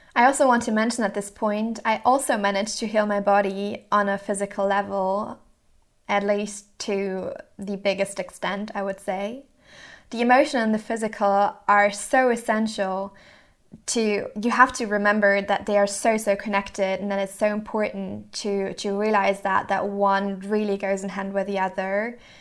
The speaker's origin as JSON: {"language": "English", "town": "Mannheim", "region": "Baden-Württemberg", "country": "Germany", "tie": "born or raised there", "also_born_or_lived": "Rotterdam, Netherlands / Hamburg, Germany", "moved": "as an adult", "said": "I grew up in Mannheim, Germany"}